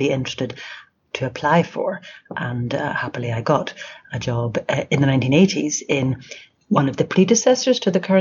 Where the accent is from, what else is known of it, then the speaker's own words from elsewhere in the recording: Belfast, Northern Ireland, United Kingdom; also born or lived in Sheffield / Toronto; I grew up in Belfast